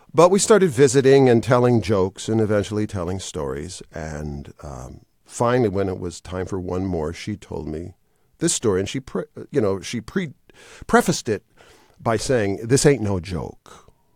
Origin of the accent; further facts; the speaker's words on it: Wisconsin, United States; moved away as an adult; I was raised in Wisconsin